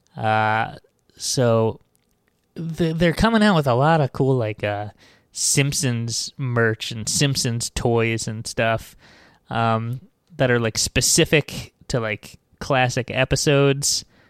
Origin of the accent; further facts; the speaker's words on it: Long Island, New York, United States; now in New York City, United States; I grew up on Long Island, which is like, you know, uh, my town was like, uh, an hour away from New York